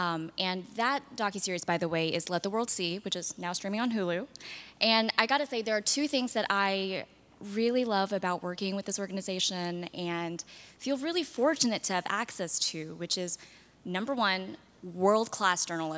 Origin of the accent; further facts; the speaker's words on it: Texas, United States; now in New York, United States; I'm based in New York, but I'm originally from Texas, so it's great to be back despite the humidity and the crickets.